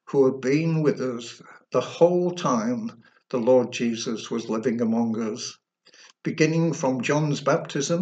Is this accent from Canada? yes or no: no; Sheffield, Yorkshire and the Humber, United Kingdom; I was born in Pitsmoor, an inner city part of Sheffield